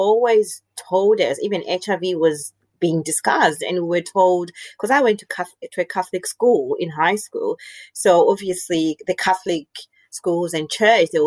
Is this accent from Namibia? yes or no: yes; Namibia; moved away as an adult; also born or lived in Zimbabwe / Zambia; now in Australia; I was born in Zimbabwe, but I was raised in Namibia.